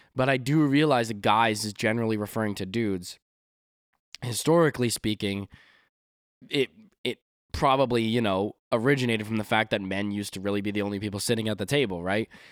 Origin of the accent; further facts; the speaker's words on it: Canada; 'cause I'm from Canada, we don't really say y'all